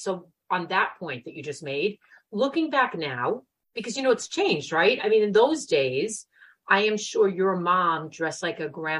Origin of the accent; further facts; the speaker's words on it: New York City, New York, United States; accent: Brooklyn; I know we're butchering her name with my Brooklyn accent.